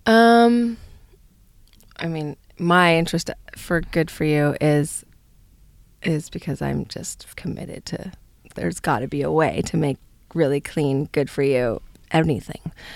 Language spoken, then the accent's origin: English; Palo Alto, California, United States; I come from San Francisco or the Bay Area, Palo Alto, actually.